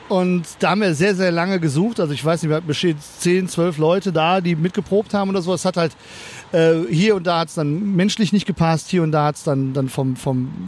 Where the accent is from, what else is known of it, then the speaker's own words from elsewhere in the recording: North Rhine-Westphalia, Germany; Äh, ich komme auch aus dem Kölner Umland, also eher aus dem Bergischen raus oder so.